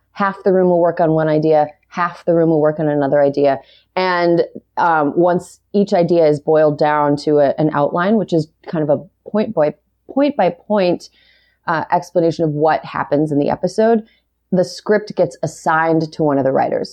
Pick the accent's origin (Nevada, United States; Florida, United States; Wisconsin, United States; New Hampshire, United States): Wisconsin, United States; Wisconsin's seventh district, United States; also born or lived in Utah; now in Los Angeles, United States; I'm from Wisconsin's seventh district, which is very rural